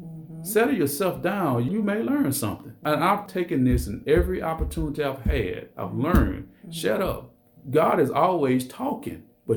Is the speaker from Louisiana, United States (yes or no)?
yes; Alexandria, Louisiana, United States; moved away as an adult; now in Monroe, United States; Originally from Alexandria, Louisiana.